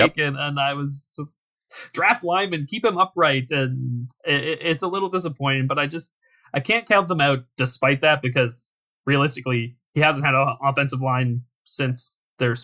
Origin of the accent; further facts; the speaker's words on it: Canada; I'm from Canada.